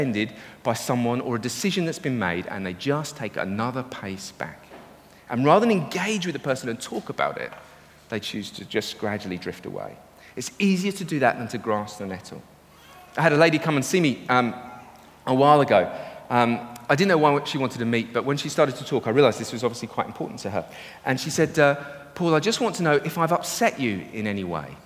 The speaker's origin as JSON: {"language": "English", "country": "United Kingdom", "said": "We're British"}